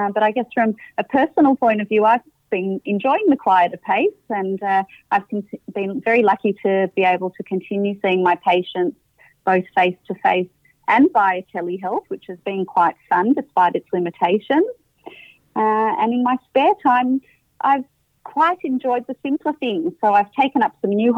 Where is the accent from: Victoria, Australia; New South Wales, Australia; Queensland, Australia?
Victoria, Australia; Melbourne; I was born in Melbourne and grew up in Melbourne